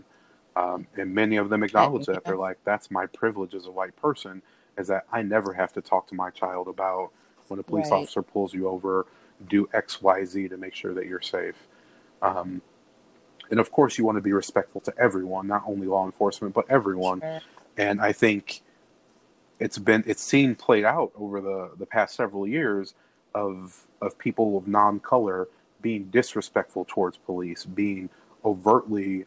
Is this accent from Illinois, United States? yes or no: yes; Chicago, Illinois, United States; born or raised there